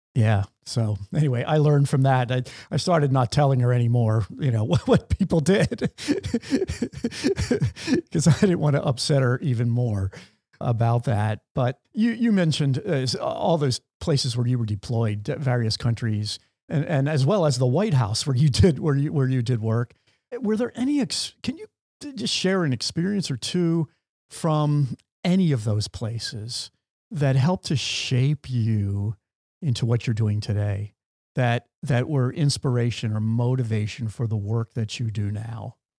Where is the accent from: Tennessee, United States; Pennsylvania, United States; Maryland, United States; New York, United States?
Pennsylvania, United States; I'm from Pennsylvania